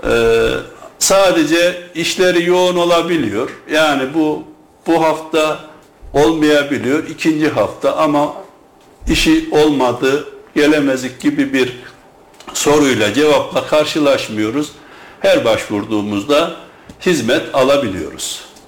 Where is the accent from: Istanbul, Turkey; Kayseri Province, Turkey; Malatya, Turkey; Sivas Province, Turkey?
Kayseri Province, Turkey; Germir; ben Germir doğumluyum ve Germir sevdalısı biri olarak